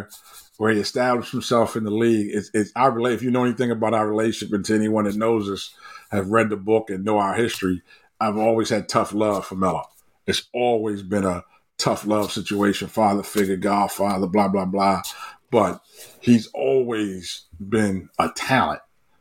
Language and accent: English; Baltimore, Maryland, United States; growing up on Myrtle Avenue in West Baltimore